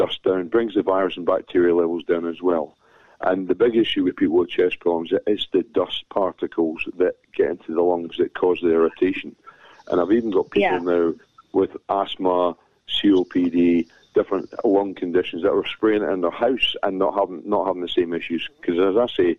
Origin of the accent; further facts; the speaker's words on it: Scotland, United Kingdom; I'm a Scotsman.